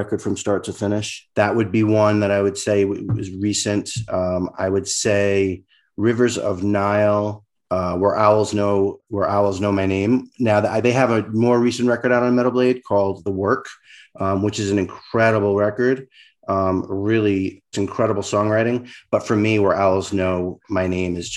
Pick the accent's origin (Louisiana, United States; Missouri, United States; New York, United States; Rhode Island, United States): Rhode Island, United States; outside of Providence; now in Los Angeles, United States; in Providence where I grew up, or I grew up outside of Providence